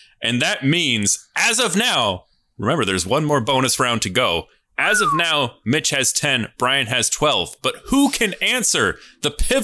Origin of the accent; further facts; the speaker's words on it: United States; as American citizens